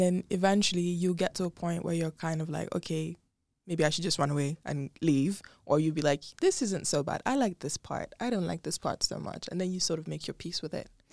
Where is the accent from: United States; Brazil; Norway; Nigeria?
Nigeria; moved away as an adult; also born or lived in Dubai; born and raised in Nigeria, and then I lived in Dubai for about four years